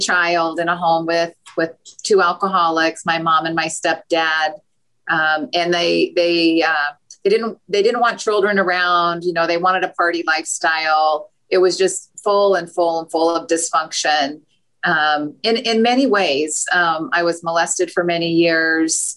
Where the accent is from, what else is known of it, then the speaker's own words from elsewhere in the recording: Utah, United States; I grew up in Utah.